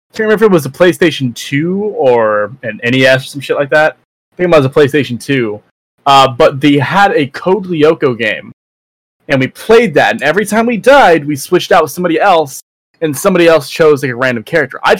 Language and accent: English; Canada; I'm Canadian.